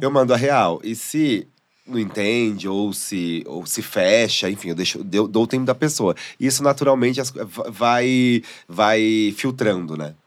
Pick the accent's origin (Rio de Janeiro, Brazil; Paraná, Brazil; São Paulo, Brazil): São Paulo, Brazil; eu sou de São Paulo